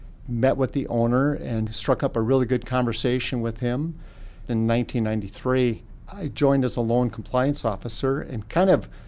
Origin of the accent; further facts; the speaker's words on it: Linton, North Dakota, United States; I grew up in Linton, a small community in south central North Dakota